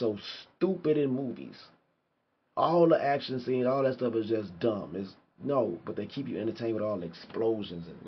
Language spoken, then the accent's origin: English; United States; I'm fucking American